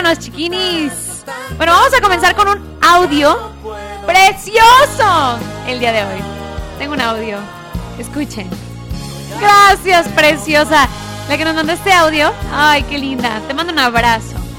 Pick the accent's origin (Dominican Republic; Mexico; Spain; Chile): Mexico; Tonalá, Jalisco; soy de Tonara, Jalisco